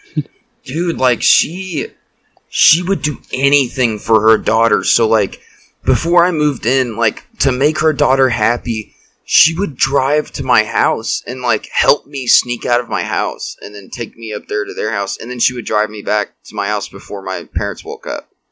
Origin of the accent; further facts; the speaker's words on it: Wichita, Kansas, United States; I grew up here in Wichita